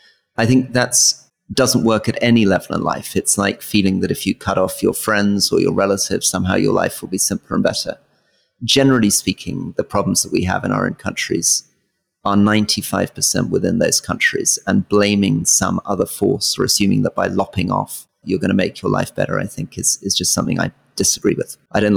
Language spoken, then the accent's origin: English; Scotland, United Kingdom; somebody who's very proud of being Scottish, and I think will probably end up living the majority of my life in Scotland